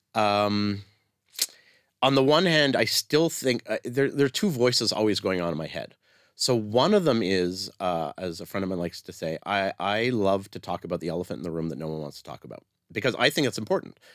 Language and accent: English; Canada; now in Israel; I'm Canadian